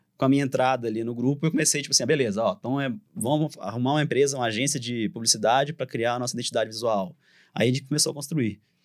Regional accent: Divinópolis, Minas Gerais, Brazil; accent: mineiro; A gente é de Divinópolis

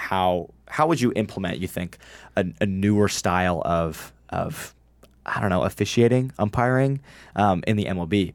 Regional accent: Illinois, United States; I'm from Illinois

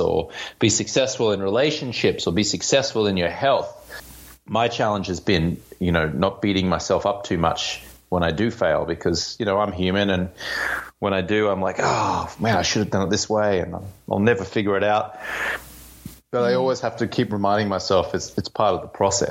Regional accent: Australia; also born or lived in London, United Kingdom; now in Venice Beach, United States; I'm Australian-American. I live in Venice Beach, California.

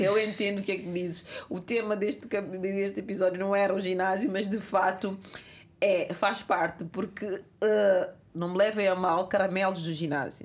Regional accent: Cape Verde; now in Portugal; Cabo Verde, a minha terra natal

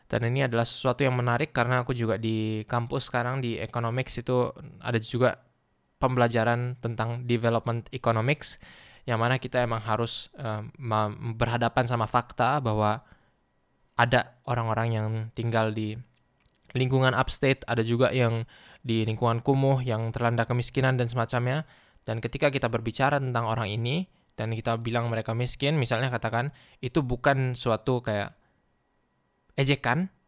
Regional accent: Duri, Riau, Indonesia; Mungkin di sini bahkan lebih mirip sama sama vibe di sekitar kotaku di Duri

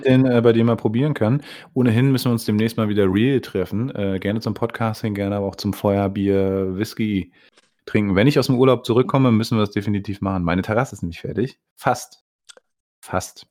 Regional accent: Bernau bei Berlin, Brandenburg, Germany; Ich, der hier in Bernau aufgewachsen bin

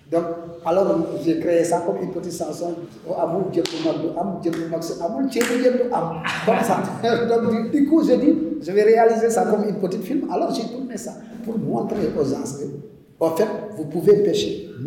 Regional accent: Casamance, Senegal; now in Toubakouta, Senegal; moi je suis d'origine casassienne, je suis de la Casamance. Ah c'est normal que je parle Mandel, je parle Djola, je parle toutes les langues qui sont ici à Sénégal.

